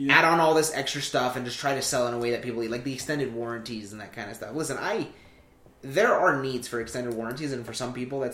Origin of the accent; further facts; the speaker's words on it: United States; I'm in this country legally. I was born here. I am a native citizen. I'm first generation